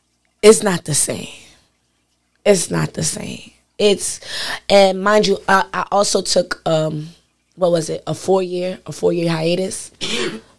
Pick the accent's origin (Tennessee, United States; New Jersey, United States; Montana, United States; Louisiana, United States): New Jersey, United States; Elizabeth; also born or lived in Atlanta, Georgia; I'm from Elizabeth.